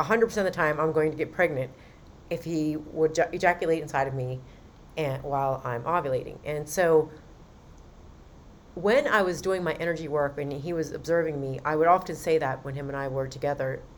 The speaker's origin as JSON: {"language": "English", "region": "Western Maryland", "country": "United States", "said": "I'm from Western Maryland. So he would make fun of my accent"}